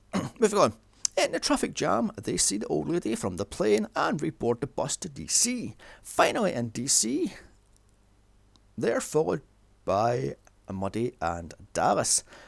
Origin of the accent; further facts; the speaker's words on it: United Kingdom; I'm bloody British, not American.